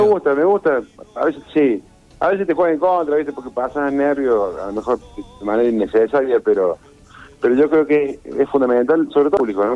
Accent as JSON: {"language": "Spanish", "town": "Rosario", "region": "Santa Fe", "country": "Argentina", "tie": "born or raised there", "moved": "yes", "said": "cuando era chico, cuando vivía en Rosario"}